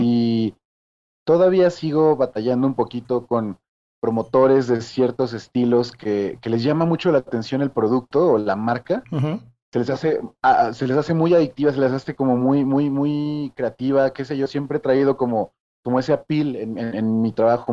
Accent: Mexico City, Mexico; Nacido y criado ahí en la Ramos Millán

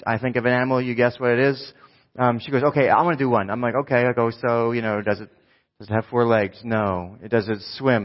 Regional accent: New Jersey, United States; I'm from New Jersey

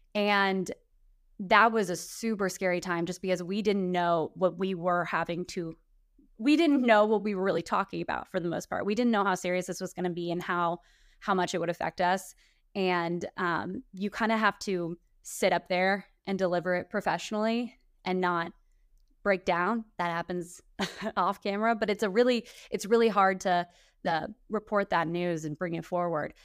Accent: Kansas City, Missouri, United States; moved away as an adult; I'm in my hometown, I'm working here, I'm on my favorite station

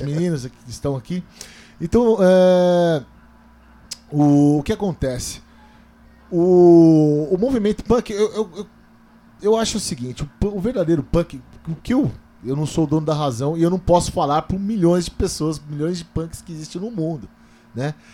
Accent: Taboão da Serra, São Paulo, Brazil; Eu sou um cara que eu nasci e cresci no Parque Laguna, cara. É. Essa periferia

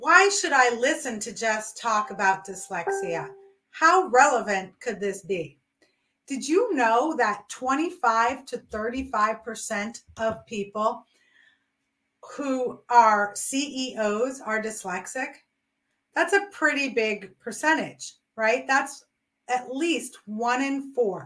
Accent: New York City, New York, United States; my best friend and myself who we grew up in New York City

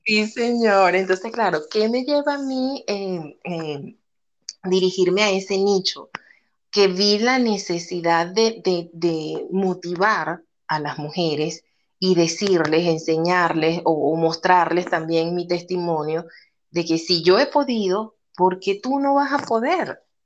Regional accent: Venezuela; moved away as an adult; now in Peru; actualmente vivo en Perú desde hace ocho años, soy venezolana, eh, emigré en el año 2014

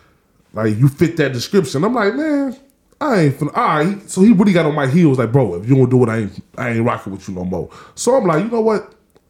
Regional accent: North Chicago, Illinois, United States; I'm from North Chicago, born and raised

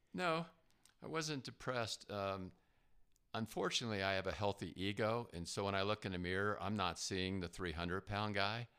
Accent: New Jersey, United States; moved away; I grew up in New Jersey

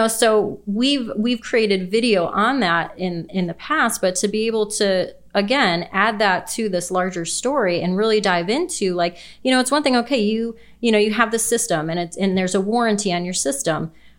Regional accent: Chicago, Illinois, United States; we want to go to Chicago

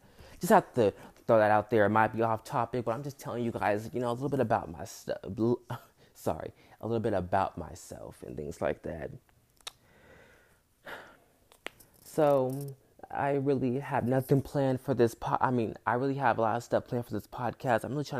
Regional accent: Hayward, California, United States; And I grew up in Hayward, California, here in the Bay Area.

